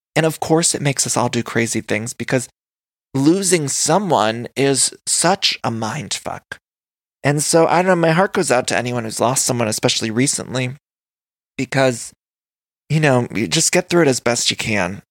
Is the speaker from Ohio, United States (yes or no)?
yes; Canton, Ohio, United States; I grew up right near Ca-, Canton, Ohio.